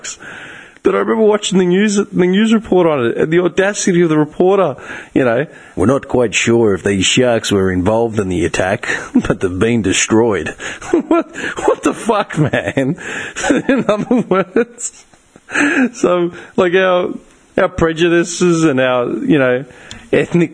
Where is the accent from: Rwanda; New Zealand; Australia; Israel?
Australia; being Australian